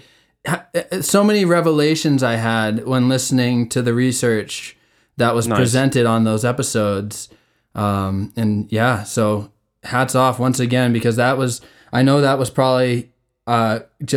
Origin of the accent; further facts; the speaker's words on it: York, Maine, United States; moved away; we all grew up in that small beach town, which I live 2,000 miles away from it now